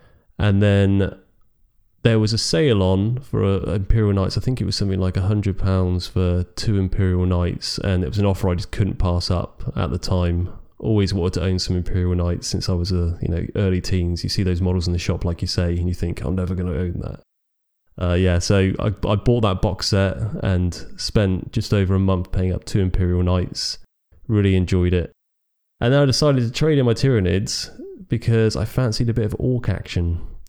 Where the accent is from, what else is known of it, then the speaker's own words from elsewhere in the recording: United Kingdom; Well, we are British.